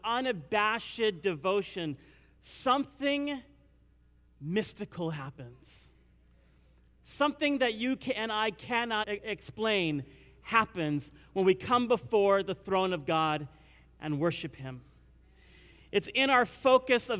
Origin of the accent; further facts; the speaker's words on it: India; I'm Indian